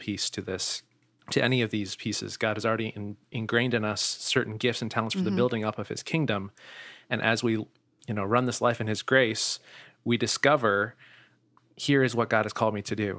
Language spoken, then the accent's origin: English; Steubenville, Ohio, United States; now in Sanford, United States; I'm originally yeah. from Steubenville, Ohio